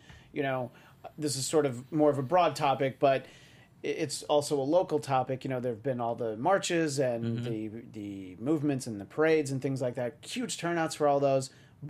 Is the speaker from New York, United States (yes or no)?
yes; New York, United States; moved away; That's right, yes, I'm from New York.